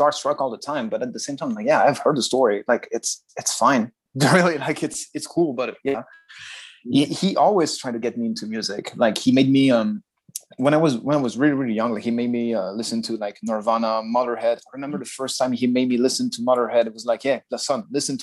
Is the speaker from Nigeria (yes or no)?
no; Nice, Provence-Alpes-Côte d'Azur, France; moved away as an adult; now in Japan; from my hometown, from Nice